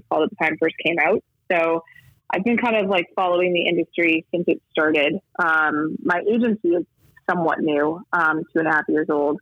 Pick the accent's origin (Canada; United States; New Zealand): Canada; I'm actually Canadian myself, based here